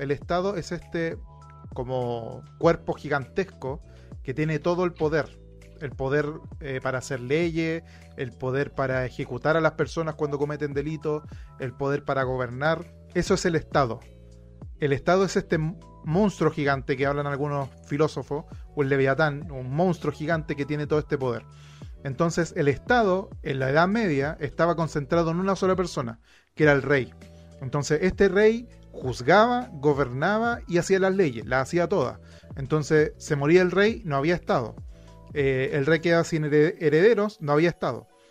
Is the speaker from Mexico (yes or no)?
no; Chile; nosotros como chilenos